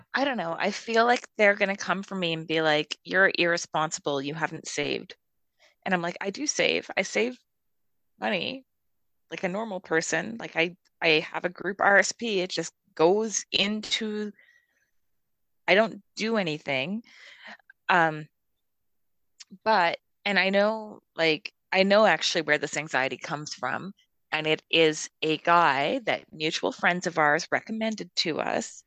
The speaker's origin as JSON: {"language": "English", "town": "Calgary", "region": "Alberta", "country": "Canada", "said": "I'm from Calgary. I'm a Westerner"}